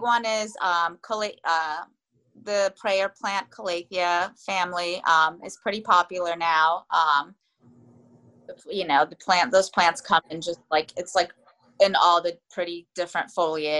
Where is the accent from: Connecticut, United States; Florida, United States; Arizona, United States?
Florida, United States; now in Takoma Park, United States; I'm from Florida. I was raised in Florida actually